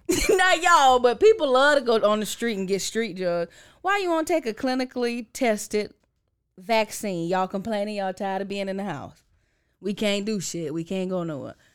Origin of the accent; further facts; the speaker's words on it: Orlando, Florida, United States; moved away; I'm from Orlando. That's the home city.